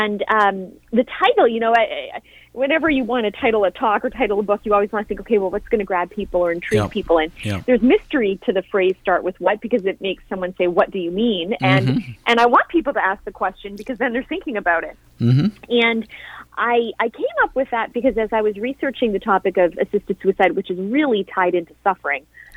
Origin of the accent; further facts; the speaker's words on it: Canada; now in Florida, United States; I am living in the States now, I am a Canadian